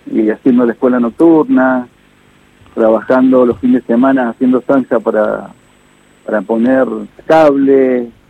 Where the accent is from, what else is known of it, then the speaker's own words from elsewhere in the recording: Mendoza, Argentina; Soy de Mendoza, soy de Mendoza.